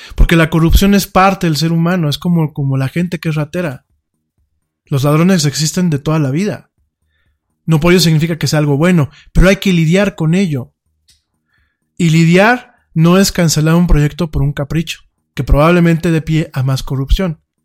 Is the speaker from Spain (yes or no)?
no; Mexico